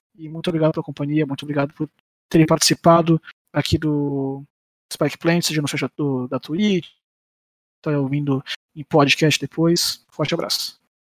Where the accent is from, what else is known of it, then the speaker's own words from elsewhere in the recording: Brazil; eu sou brasileiro